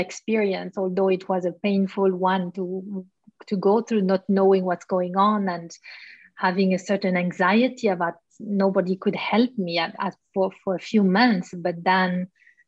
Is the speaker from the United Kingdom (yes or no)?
no; Switzerland; born or raised there